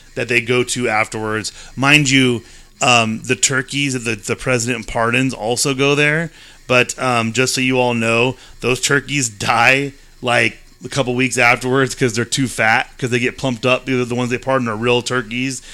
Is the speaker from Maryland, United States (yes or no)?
no; California, United States; we're from California